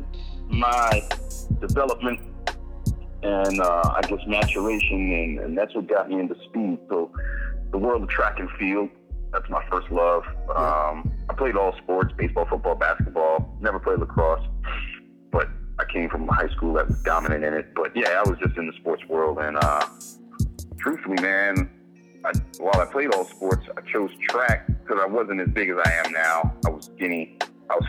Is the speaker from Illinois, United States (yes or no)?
no; New York City, New York, United States; also born or lived in Hempstead, Long Island; In New York, Manhattan, Washington Heights, and Hempstead, Long Island.